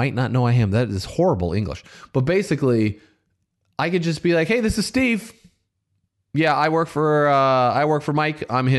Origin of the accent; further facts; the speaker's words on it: Canada; as a lady conditioned to be polite, I am Canadian too.